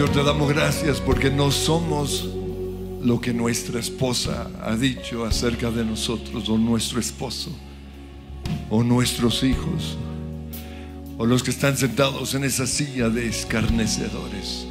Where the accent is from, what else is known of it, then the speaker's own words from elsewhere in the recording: Colombia; por ser colombiano